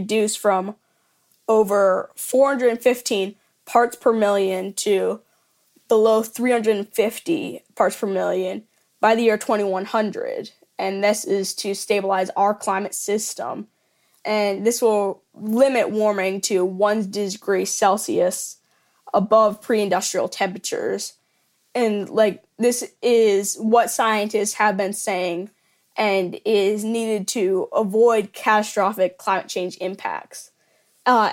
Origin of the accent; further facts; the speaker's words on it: Indialantic, Florida, United States; now in Melbourne, United States; I grew up in Indian Atlantic, Florida, and I now live in Melbourne.